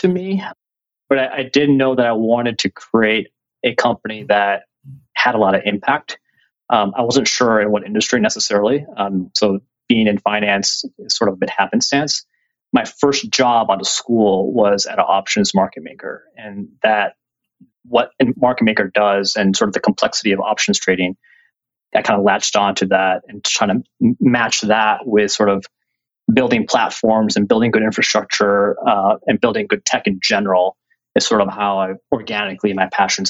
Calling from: New York City, New York, United States; I am calling in from our headquarters in New York City in 4 World Trade Center.

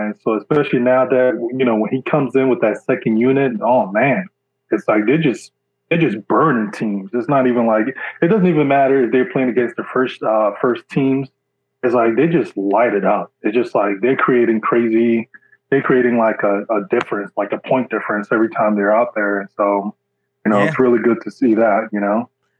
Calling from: Jersey City, New Jersey, United States; I'm calling from Jersey City, New Jersey.

